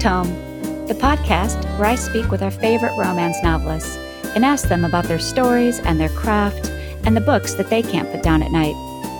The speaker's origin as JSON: {"language": "English", "region": "Great Lakes", "country": "United States", "tie": "born or raised there", "also_born_or_lived": "Colorado", "moved": "as an adult", "said": "I grew up next to one of the Great Lakes. So not an ocean, but a Great Lake. And yes, I found out like, because I moved to Colorado for a while right out of college, and it's so landlocked."}